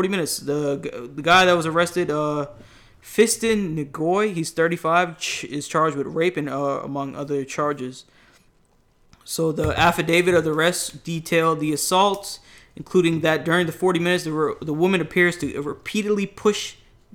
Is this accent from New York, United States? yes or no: yes; New York, United States; now in Atlanta, United States; I'm from New York